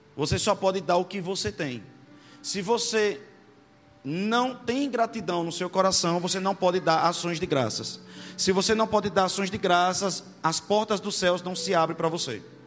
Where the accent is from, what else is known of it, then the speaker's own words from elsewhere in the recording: Itabaiana, Sergipe, Brazil; sou de Itabaiana, Sergipe